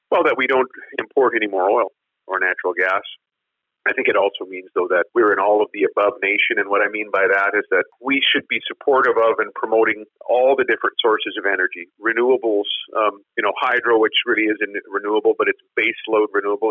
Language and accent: English; Swift Current, Saskatchewan, Canada; I'm talking to you from, from my hometown of Swift Current